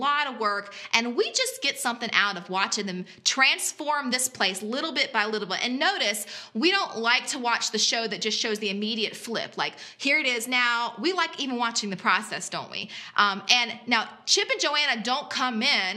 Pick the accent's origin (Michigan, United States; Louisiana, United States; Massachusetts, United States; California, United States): Louisiana, United States; South; now in West Virginia, United States; I grew up in South Louisiana